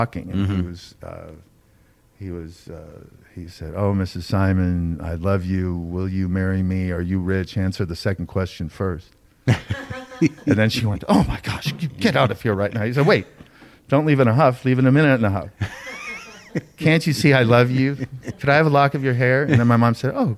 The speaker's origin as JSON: {"language": "English", "town": "Beverly Hills", "region": "California", "country": "United States", "tie": "born or raised there", "said": "I grew up in Beverly Hills"}